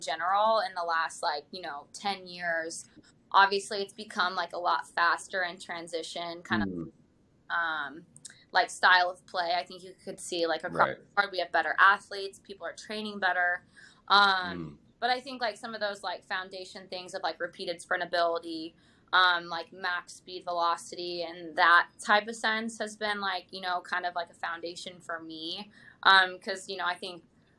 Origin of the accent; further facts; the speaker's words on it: Germany; also born or lived in Utah, United States; now in Pittsburgh, United States; I grew up in Germany and played on like German club teams